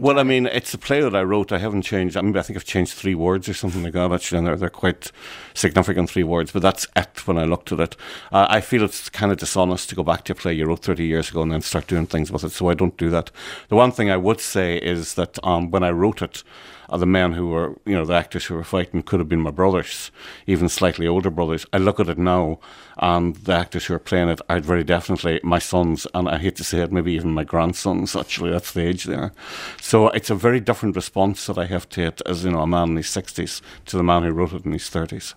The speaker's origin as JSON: {"language": "English", "region": "Ulster", "country": "Ireland", "said": "as an Irishman from the north of Ireland, as an Ulsterman who is not part of the six counties"}